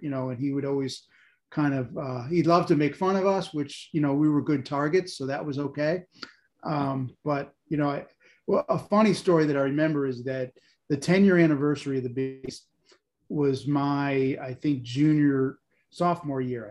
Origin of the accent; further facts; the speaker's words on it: Olean, New York, United States; I grew up in Olean, New York, St. Bonaventure, you know, kind of snow country in the middle of nowhere